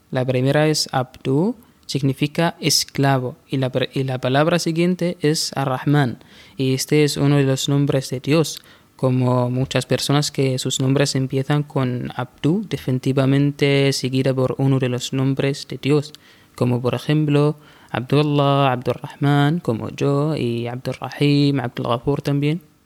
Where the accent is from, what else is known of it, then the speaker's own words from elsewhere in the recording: Bahla, Ad Dakhiliyah, Oman; Spanish is a second language; Yo vivo en Nasib, pero vengo de Wilayat Bahla